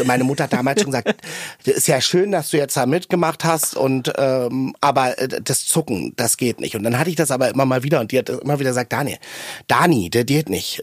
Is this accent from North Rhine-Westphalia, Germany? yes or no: no; outskirts of Berlin, Germany; Ich komme nach Hause an den Stadtrand von Berlin zu meinen Eltern